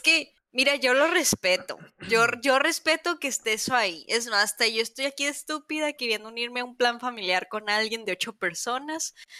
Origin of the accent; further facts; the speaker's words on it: Mexico; siendo mexicana